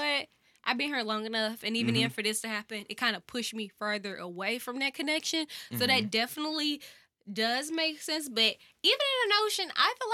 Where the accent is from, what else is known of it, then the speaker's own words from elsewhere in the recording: St. Louis, Missouri, United States; I'm born and bred in St. Louis. Literally lived here all my life